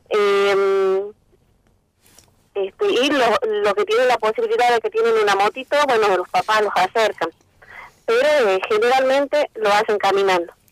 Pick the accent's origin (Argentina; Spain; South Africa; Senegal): Argentina; Santa María, Catamarca; mi familia es de acá de Santa María, yo nací acá, me, crié acá, eh, asistí a la escuela primaria, secundaria y al terciario en Santa María.